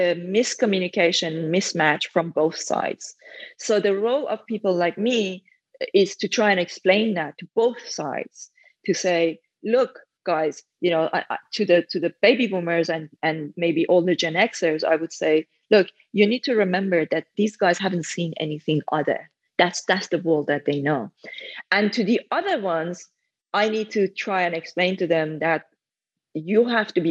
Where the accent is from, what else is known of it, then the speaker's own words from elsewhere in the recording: Iran; English is a second language; moved away as an adult; now in United Kingdom; I came to the UK when I was 23. So I was already an adult and I started learning English around when I was 10. By the time I was 14, I was able to read books, but I learned most of my English through reading because I lived back in Iran at that time.